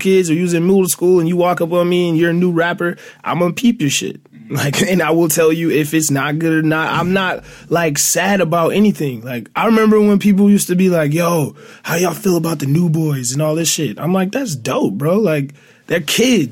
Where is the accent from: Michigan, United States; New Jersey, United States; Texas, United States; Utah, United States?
Michigan, United States; Detroit; I'm from Detroit